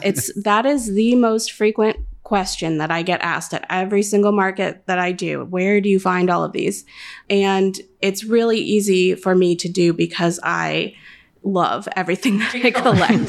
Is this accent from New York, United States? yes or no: no; California, United States; moved away as an adult; now in Chicago, United States; I am a Californian originally